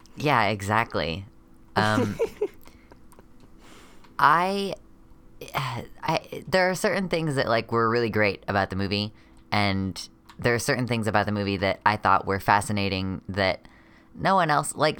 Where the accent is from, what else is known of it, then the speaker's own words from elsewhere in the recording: United States; a trans masculinish person from the America area